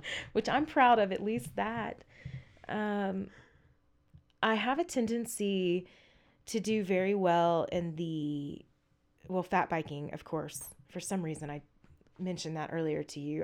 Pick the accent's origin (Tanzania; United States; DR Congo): United States; Southeast Texas; I grew up in the South. I'm from Southeast Texas.